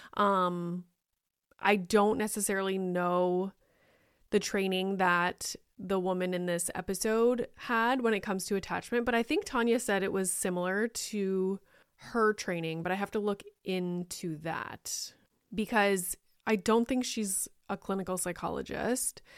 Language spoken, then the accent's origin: English; Canada; I am Canadian